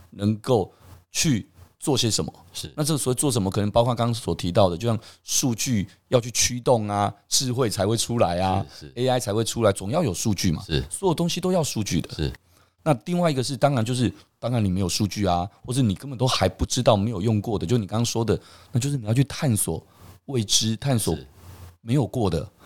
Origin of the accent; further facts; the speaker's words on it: Taiwan; 我们台湾人其实真的还蛮骄傲的